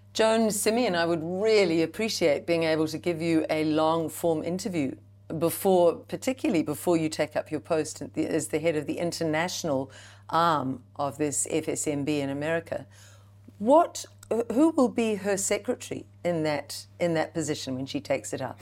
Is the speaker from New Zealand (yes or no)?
yes; New Zealand; as a Kiwi mum, as a Kiwi woman